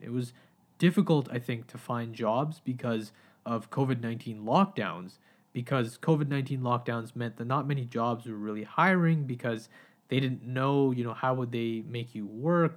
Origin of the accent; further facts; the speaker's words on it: Pakistan; now in Canada; as a Pakistani man